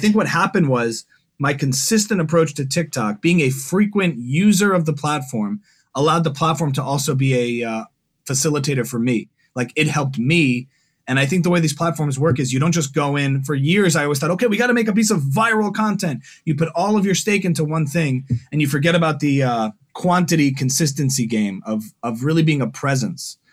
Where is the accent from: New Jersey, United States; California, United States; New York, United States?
New Jersey, United States; moved away as an adult; now in Los Angeles, United States; I'm originally from New Jersey. Now I've been in L A for the good part of nine years